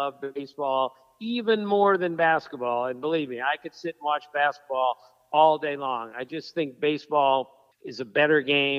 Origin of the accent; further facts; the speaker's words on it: Washington, District of Columbia, United States; when I grew up in Washington, D.C., being a Senators fan